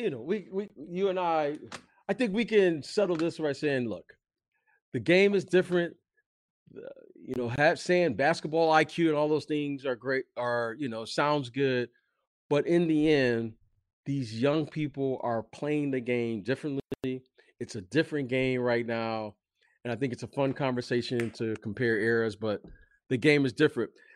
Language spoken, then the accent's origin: English; Detroit, Michigan, United States; moved away; also born or lived in Chicago; I am from Detroit. I did live in Chicago for many years